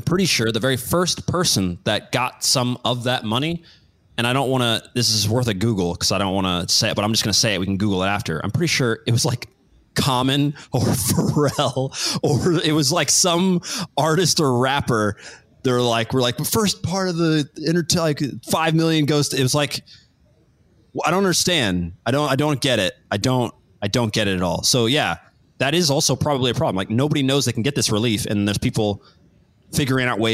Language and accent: English; Kansas City, Missouri, United States; I was born in Kansas City.